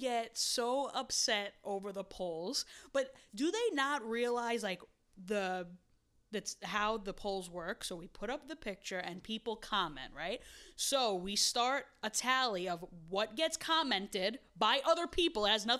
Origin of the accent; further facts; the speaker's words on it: Williamsburg, New York, United States; Because I was born and raised in Williamsburg, so of course